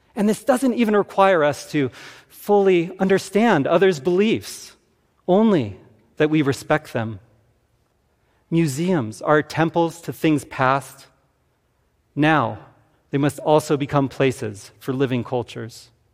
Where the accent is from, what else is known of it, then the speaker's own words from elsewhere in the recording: Tucson, Arizona, United States; I grew up in Tucson, Arizona